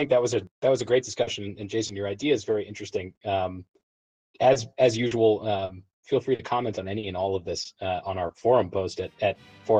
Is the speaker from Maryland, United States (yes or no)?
yes; Maryland, United States; now in Denver, United States; I now live in Denver, which I think most folks who listen know. But I grew up in Maryland, outside of Washington D.C.